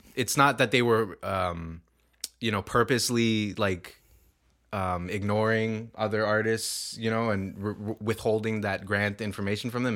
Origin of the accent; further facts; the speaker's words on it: Toronto, Ontario, Canada; we're from Scarborough